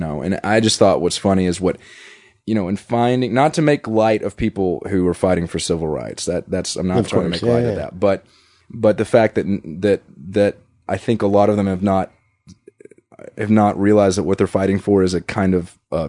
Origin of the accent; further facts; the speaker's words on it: the South, United States; Yeah, growing up in the South, by and large, and I went to public school